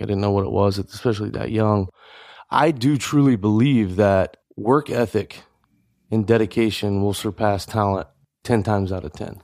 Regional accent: Louisiana, United States; I grew up in Louisiana

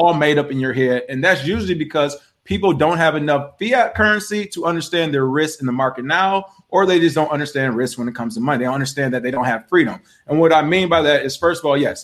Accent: Detroit, Michigan, United States; moved away; I'm from Detroit originally

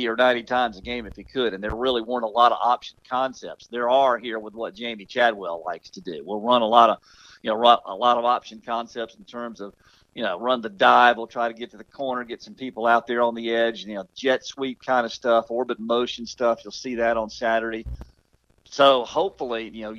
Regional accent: Kershaw County, South Carolina, United States; I grew up in Kershaw County.

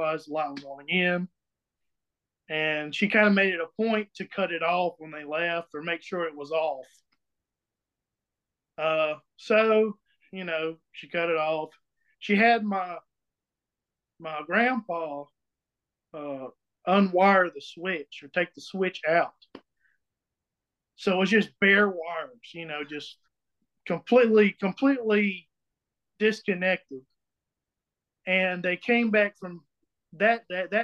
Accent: Emmett, South Carolina, United States; I'm from Emmett, South Carolina

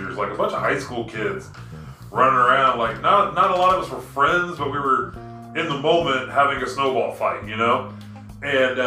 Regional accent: Oklahoma, United States; I'm from Oklahoma.

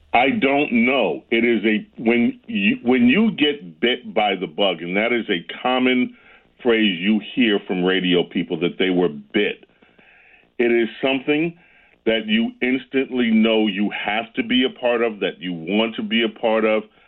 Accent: New York, United States; Growing up in New York was great

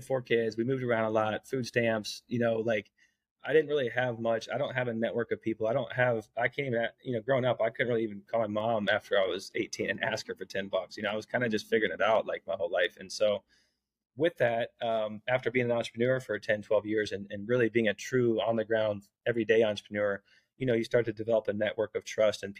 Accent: Bloomington, Indiana, United States; also born or lived in Ohio; I grew up in Indiana, in Bloomington, Indiana. I was born in Ohio, grew up in Indiana, moved around Indiana a little bit

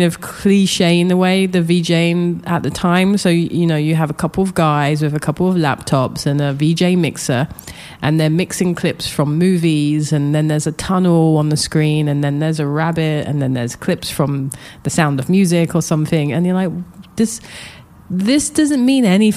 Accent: London, United Kingdom; moved away as an adult; also born or lived in Japan / New York; I grew up in London, Southeast London

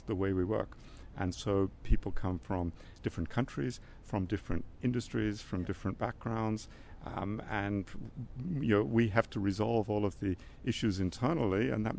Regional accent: Australia; I'm Australian

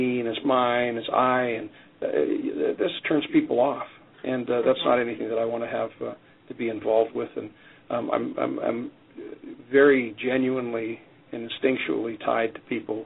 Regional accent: Canada; now in United States; I'm Canadian, and growing up in Canada, we have a lot less people in the country

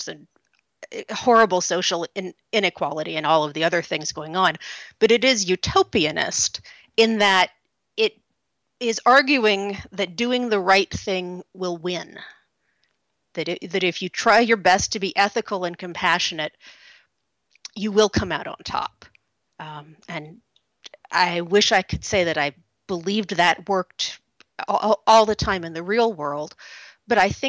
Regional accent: Oak Ridge, Tennessee, United States; I grew up in Oak Ridge, Tennessee.

